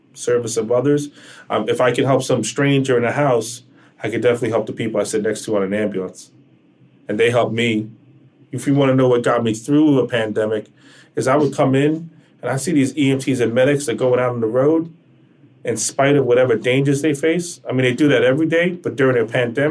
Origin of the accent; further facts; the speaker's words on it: United States; me as an American